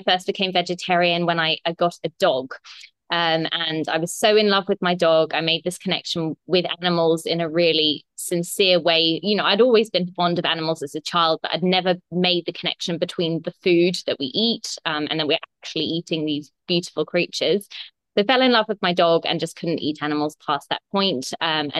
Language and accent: English; England, United Kingdom; moved away as an adult; also born or lived in Australia; now in Bali, Indonesia; I'm definitely not Balinese. I'm English, but I've been living in Australia for the last 8 years.